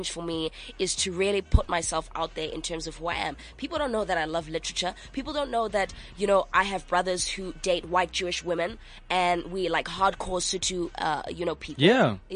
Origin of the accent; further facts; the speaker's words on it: Manchester, North West England, United Kingdom; I grew up in Manchester for a very long time.